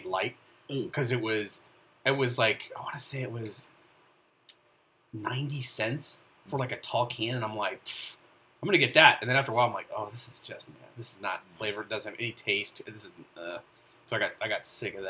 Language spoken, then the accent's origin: English; Sonoma County, California, United States; I'm from Sonoma County and we're used to drinking 7%, 8% beers